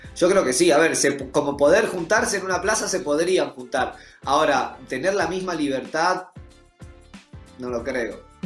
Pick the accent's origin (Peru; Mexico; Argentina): Argentina; nos cruzamos a todos los otros argentinos